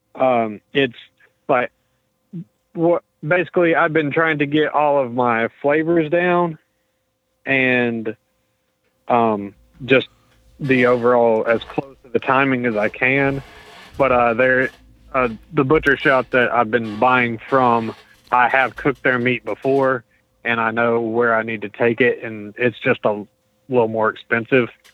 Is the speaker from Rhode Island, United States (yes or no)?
no; Pensacola, Florida, United States; We're from Pensacola